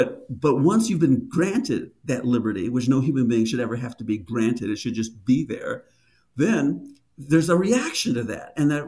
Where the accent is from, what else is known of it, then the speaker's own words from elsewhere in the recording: Detroit, Michigan, United States; also born or lived in Germany; now in Yosemite, United States; when you're African-American, born and raised in Detroit, Michigan